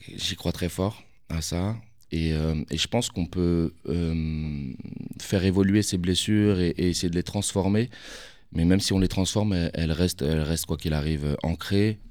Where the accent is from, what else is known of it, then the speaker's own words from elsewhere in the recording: Paris, Île-de-France, France; j'ai grandi là-bas.